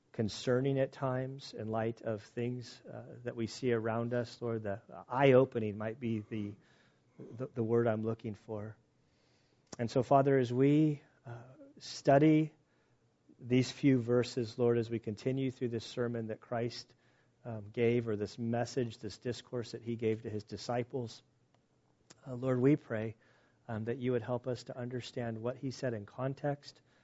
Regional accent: United States; as an American

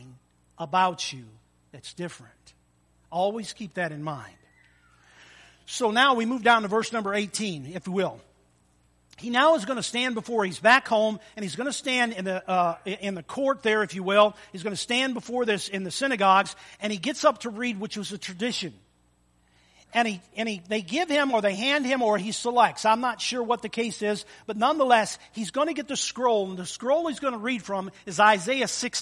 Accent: Almont, Michigan, United States; I grew up in Almont, Michigan, as a little boy

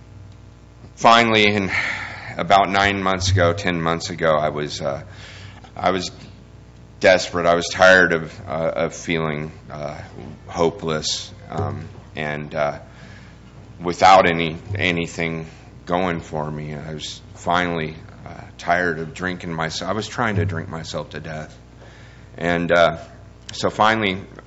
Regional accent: California, United States; moved away; also born or lived in Sacramento area; I'm from California.

